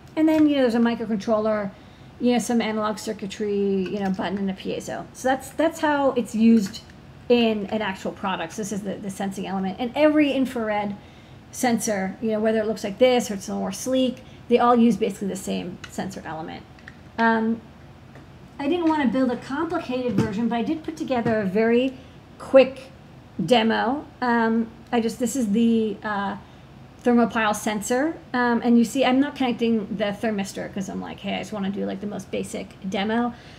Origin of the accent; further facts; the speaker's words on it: New York City, New York, United States; being a New Yorker